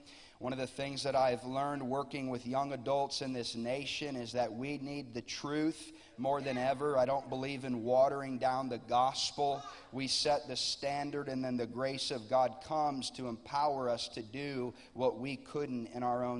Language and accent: English; Lakeland, Florida, United States; I'm from Lakeland, Florida. I pastor a church there